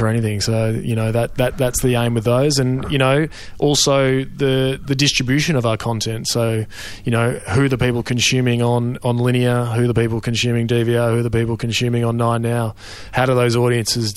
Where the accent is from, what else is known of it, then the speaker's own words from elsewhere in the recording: Melbourne, Victoria, Australia; I grew up in Melbourne